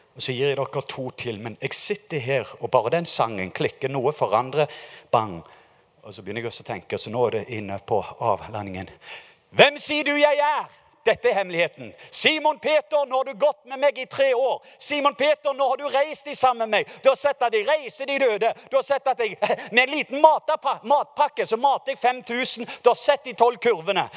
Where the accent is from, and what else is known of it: Norway